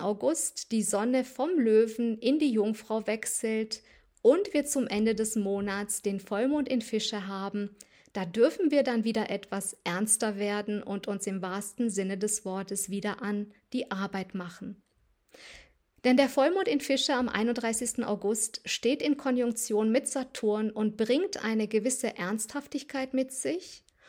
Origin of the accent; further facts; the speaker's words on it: Transylvania, near Sibiu, Sibiu County, Romania; moved away; in meine alte Heimat nach Rumänien Siebenbürgen reise, in die Nähe von Hermannstadt